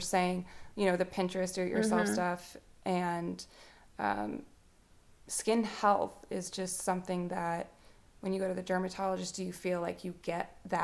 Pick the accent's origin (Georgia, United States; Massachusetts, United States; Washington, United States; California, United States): Massachusetts, United States; now in Lafayette, United States; we grew up in Massachusetts until 2007